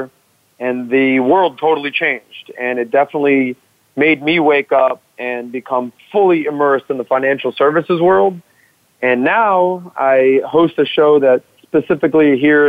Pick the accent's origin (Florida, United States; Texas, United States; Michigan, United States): Florida, United States; Miami; growing up in Miami, South Beach, I was in the hospitality and nightlife business.